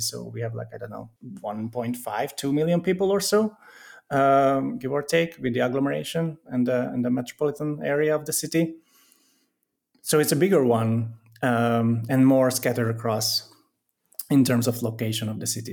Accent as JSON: {"language": "English", "country": "Hungary", "tie": "born or raised there", "also_born_or_lived": "Budapest / London", "moved": "as an adult", "lives_now": "Italy", "said": "I'm originally from the countryside of, of Hungary, moved to Budapest to have the university there"}